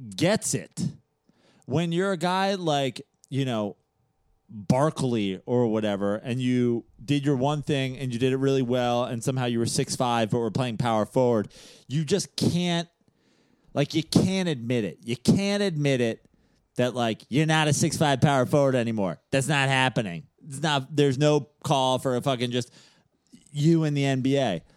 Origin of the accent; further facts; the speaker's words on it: New York, United States; As a New Yorker